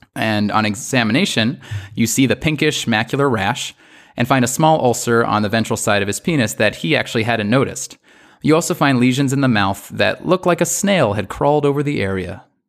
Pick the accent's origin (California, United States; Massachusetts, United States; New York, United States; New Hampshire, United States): New York, United States; I'm from New York